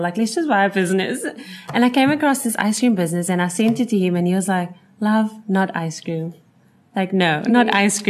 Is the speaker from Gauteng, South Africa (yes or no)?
no; Cape Town, Western Cape, South Africa; So I've always actually been a Cape Town girl. I haven't lived anywhere else. So born in Cape Town